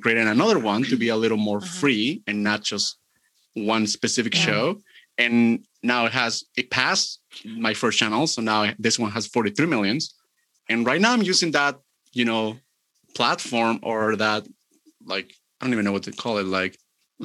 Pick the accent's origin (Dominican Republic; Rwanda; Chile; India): Chile; I'm from Chile